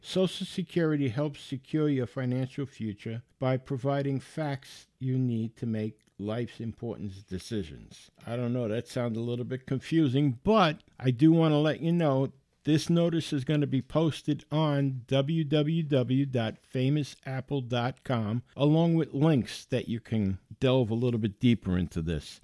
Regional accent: New York City, New York, United States; I grew up in the Bronx

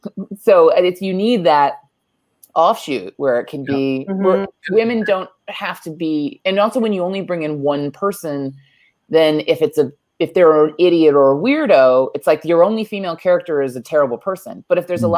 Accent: Honolulu, Hawaii, United States; moved away; I grew up in Honolulu, Hawaii

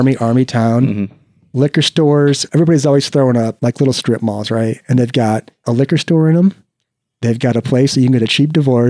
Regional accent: California, United States; And all my friends that I had kind of hung out with during this whole process, we're all from California.

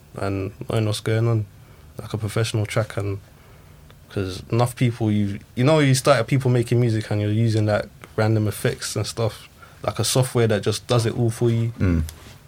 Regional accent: England, United Kingdom; I'm half English, half Zimbabwean

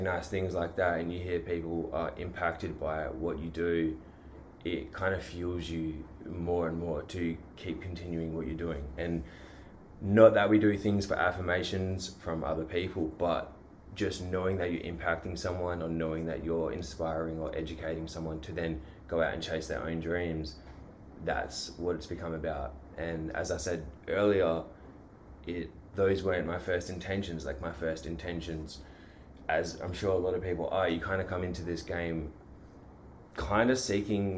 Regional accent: Australia; I am from Australia

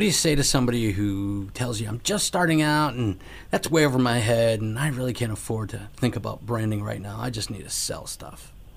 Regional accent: Connecticut, United States; now in Florida, United States; I'm from Connecticut

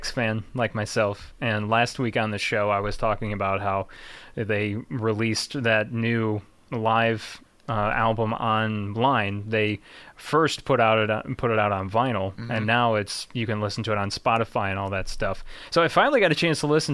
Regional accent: Chicago, Illinois, United States; we're from Chicago

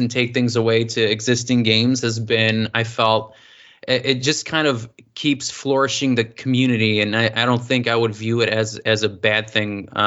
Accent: United States; as an American

